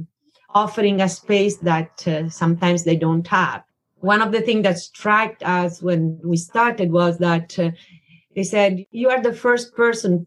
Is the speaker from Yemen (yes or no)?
no; Italy; moved away as an adult; now in New York, United States; I'm originally from Italy